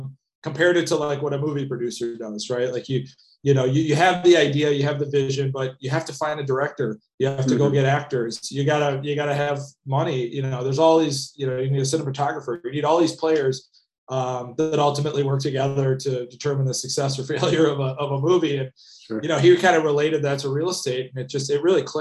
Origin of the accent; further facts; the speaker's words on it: Madison, Wisconsin, United States; also born or lived in San Francisco; now in Minneapolis, United States; I grew up in Madison, Wisconsin.